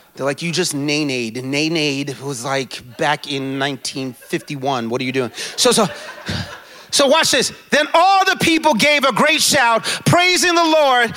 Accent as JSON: {"language": "English", "town": "New York City", "region": "New York", "country": "United States", "tie": "born or raised there", "also_born_or_lived": "Jamaica (ancestry) / Indianapolis / St. Louis", "moved": "as an adult", "lives_now": "New York, United States", "said": "I was born and raised in the Bronx"}